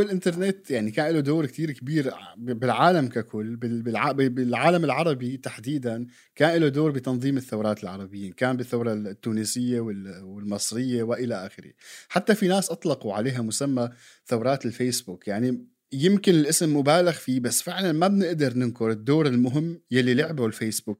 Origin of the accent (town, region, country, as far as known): Syria